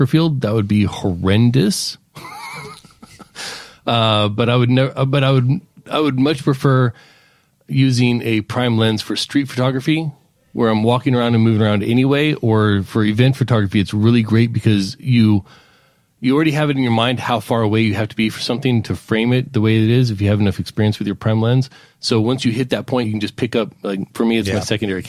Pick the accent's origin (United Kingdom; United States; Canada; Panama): United States; Palmdale, California; now in Alaska, United States; when I was growing up in Palmdale, California